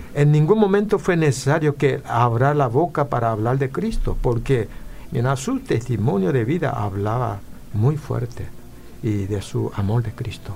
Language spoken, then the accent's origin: Spanish; Paraguay; also born or lived in Korea (ancestry); now in California, United States; yo soy paraguayo